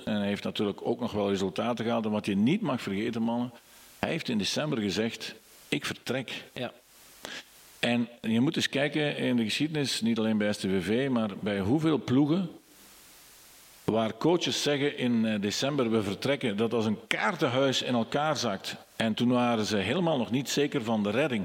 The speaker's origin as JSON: {"language": "Dutch", "town": "Borgloon", "region": "Flanders", "country": "Belgium", "said": "Ik ben eigenlijk niet afkomstig, ik ben van Borgloon afkomstig"}